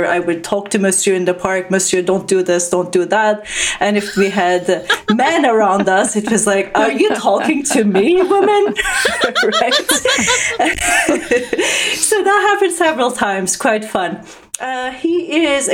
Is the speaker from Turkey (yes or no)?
yes; Turkey; moved away as an adult; also born or lived in Canada; growing up in Turkey